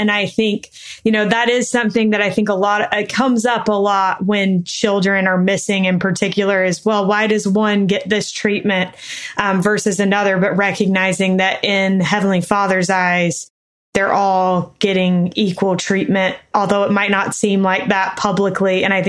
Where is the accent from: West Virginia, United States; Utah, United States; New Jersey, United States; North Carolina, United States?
North Carolina, United States; now in Salt Lake City, United States; as a little girl growing up in North Carolina